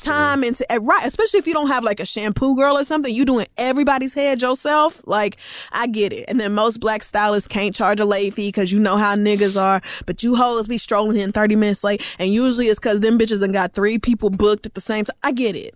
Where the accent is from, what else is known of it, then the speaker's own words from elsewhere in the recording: Oklahoma, United States; growing up in Oklahoma